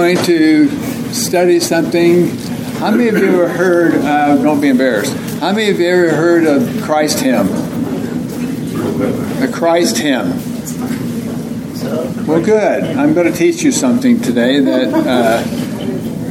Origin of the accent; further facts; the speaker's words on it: Oklahoma, United States; now in Tucson, United States; I'm from Oklahoma.